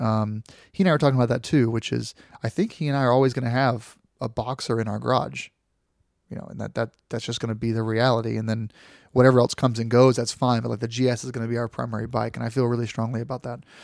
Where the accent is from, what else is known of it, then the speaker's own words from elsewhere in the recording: Florida, United States; I grew up in Florida